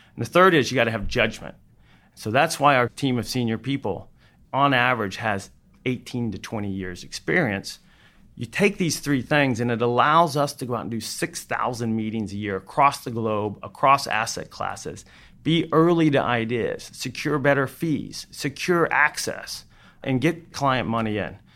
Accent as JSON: {"language": "English", "town": "Fort Worth", "region": "Texas", "country": "United States", "tie": "born or raised there", "also_born_or_lived": "Austin", "said": "I decided I wanted to go back to my hometown, Fort Worth"}